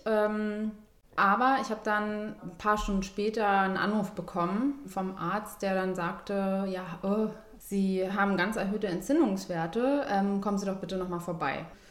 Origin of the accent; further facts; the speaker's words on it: Berlin, Germany; Ich komme eigentlich eher so aus dem Süden. Ja. Steglitz und so